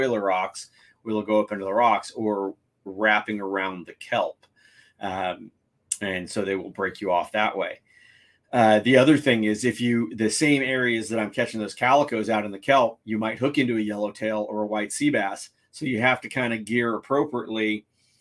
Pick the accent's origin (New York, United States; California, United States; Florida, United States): California, United States; San Diego; San Diego, my hometown